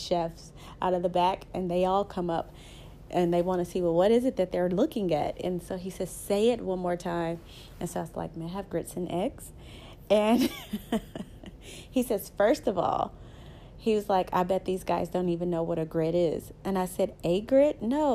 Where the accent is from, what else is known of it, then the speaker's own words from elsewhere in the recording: the South, United States; accent: Southern; So I'm a Southern girl, as you can tell by my accent. I am very Southern